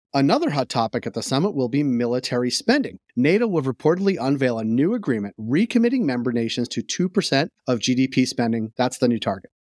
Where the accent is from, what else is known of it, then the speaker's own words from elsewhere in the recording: United States; I being American